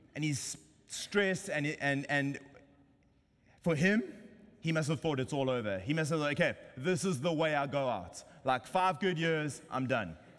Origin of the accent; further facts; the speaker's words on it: South Africa; now in San Diego, United States; I'm South African